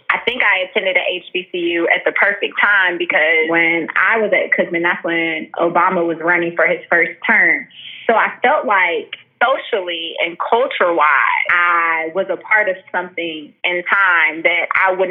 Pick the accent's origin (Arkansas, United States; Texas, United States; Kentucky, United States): Kentucky, United States; Louisville; moved away as an adult; now in Atlanta, United States; I am from Louisville, Kentucky.